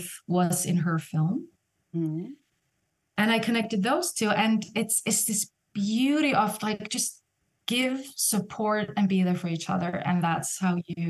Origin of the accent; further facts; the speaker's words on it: Iceland; now in Vienna, Austria; in Iceland, in my home country